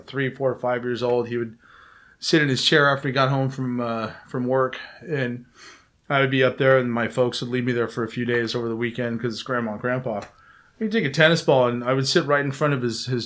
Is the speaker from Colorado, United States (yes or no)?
no; Alhambra, California, United States; moved away as an adult; also born or lived in Pasadena, California; now in Bay Area, United States; I am from Pasadena, California. Okay. I grew up in the Alhambra area, which is just south